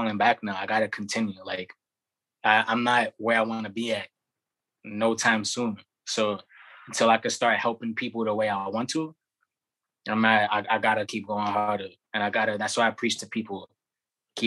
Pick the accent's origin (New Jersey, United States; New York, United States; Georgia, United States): New York, United States; New York City; also born or lived in Bushwick, Brooklyn; I'm from Brownsville originally, and then I'll say like around 12 to like mid-20s, I was in Bushwick